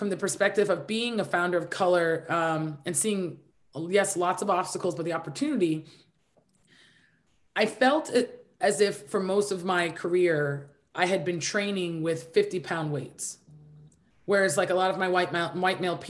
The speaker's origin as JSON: {"language": "English", "country": "Nigeria", "said": "I'm Nigerian"}